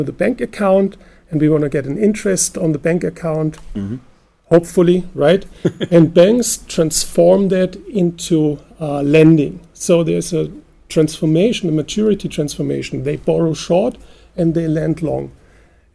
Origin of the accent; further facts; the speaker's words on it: Germany; we're from Germany